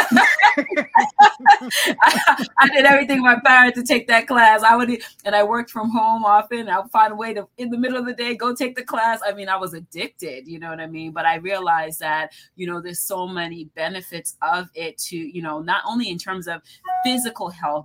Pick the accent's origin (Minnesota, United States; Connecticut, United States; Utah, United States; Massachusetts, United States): Massachusetts, United States; Boston; now in Washington, D.C., United States; I grew up in Boston